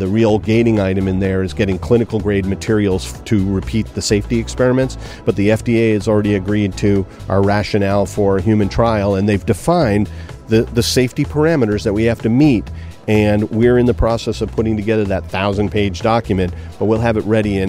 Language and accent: English; California, United States; because I come from Silicon Valley